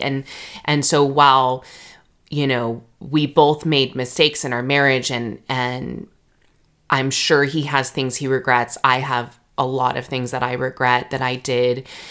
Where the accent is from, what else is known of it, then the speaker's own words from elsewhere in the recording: Redlands, California, United States; moved away as an adult; also born or lived in Jackson, Mississippi / Virginia; So I grew up in Redlands, California. So that is in the Inland Empire of Southern California